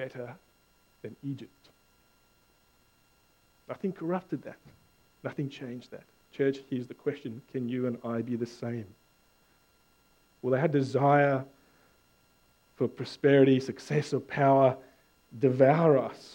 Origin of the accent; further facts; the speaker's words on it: South Africa; now in Australia; I'm South African